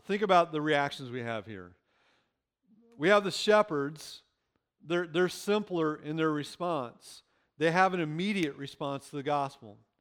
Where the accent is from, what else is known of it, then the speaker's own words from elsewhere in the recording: Illinois, United States; moved away; I grew up in Illinois